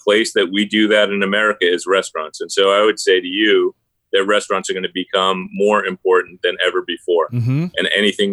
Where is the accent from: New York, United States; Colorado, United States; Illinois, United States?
New York, United States; I'm a New Yorker